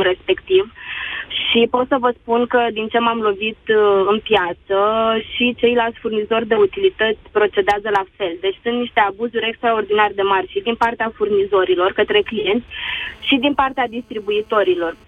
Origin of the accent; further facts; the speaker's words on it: Brașov, Brașov County, Romania; Din Brașov.